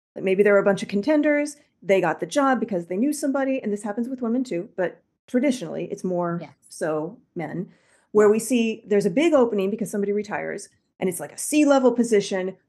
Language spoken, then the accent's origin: English; Midwest, United States; I'm from the Midwest